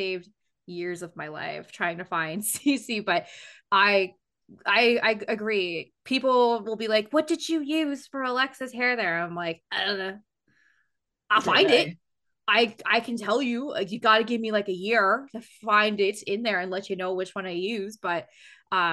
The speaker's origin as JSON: {"language": "English", "country": "United Kingdom"}